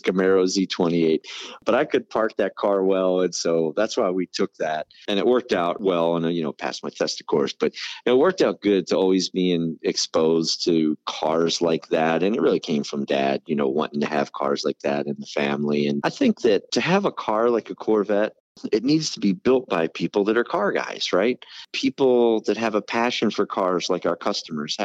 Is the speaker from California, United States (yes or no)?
no; Maryland, United States; moved away; So for me, Maryland is home. That's where I was born, raised, and grew up.